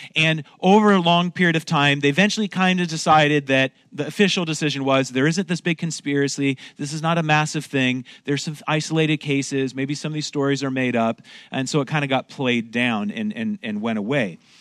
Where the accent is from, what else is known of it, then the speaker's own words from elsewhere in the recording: Oregon, United States; moved away as an adult; now in Montreal, Canada; I'm originally from Oregon, but my wife grew up here in Montreal, and so I kinda married, uh, into this